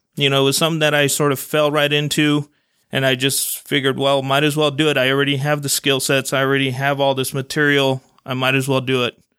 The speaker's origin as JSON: {"language": "English", "town": "Salt Lake City", "region": "Utah", "country": "United States", "tie": "born or raised there", "also_born_or_lived": "Guadalajara, Mexico", "said": "my parents ended up coming to Salt Lake. Uh, my dad had a job already set up here, so we a-, all ended up coming over here 'cause of that. And we pretty much grew up in the Glendale area"}